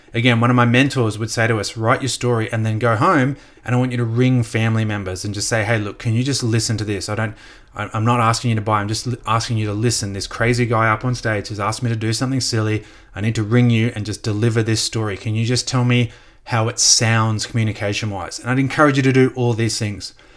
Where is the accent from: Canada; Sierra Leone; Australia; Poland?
Australia; also born or lived in United States; I'm Australian